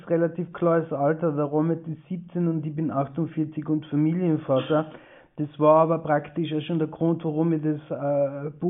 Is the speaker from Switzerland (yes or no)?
no; Tyrol, Austria; ja, es stimmt, ich bin aus Osttirol, ja, ich mag Osttirol äh, auch total gerne